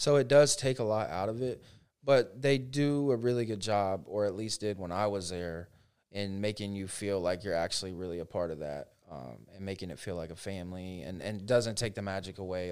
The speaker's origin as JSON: {"language": "English", "town": "Frostburg", "region": "Maryland", "country": "United States", "tie": "born or raised there", "also_born_or_lived": "Ohio", "moved": "as an adult", "lives_now": "Orlando, United States", "said": "I grew up in Frostburg, so very small town"}